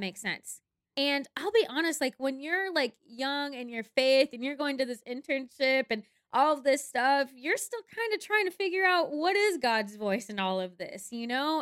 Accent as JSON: {"language": "English", "region": "Minnesota", "country": "United States", "also_born_or_lived": "Mankato, Minnesota", "moved": "yes", "said": "I'm originally from Minnesota, my parents are actually split, so one of my parents lived in the cities, which is the Twin Cities, Minneapolis, Saint Paul, and the other one lived in Mankato, Minnesota"}